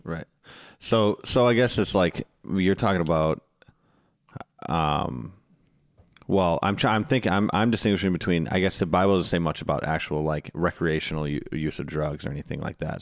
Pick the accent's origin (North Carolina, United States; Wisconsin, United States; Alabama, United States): Wisconsin, United States; I'm from Wisconsin